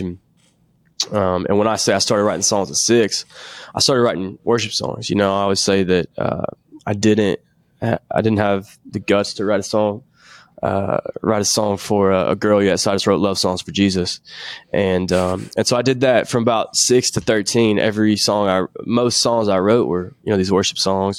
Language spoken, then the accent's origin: English; Nashville, Tennessee, United States; I'm from Nashville, Tennessee. And, uh, I've d, lived here my whole life, still live here now